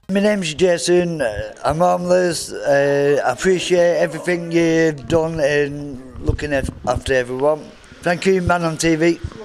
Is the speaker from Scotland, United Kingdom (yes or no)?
no; Burnley, North West England, United Kingdom; I'm from Burnley in Lancashire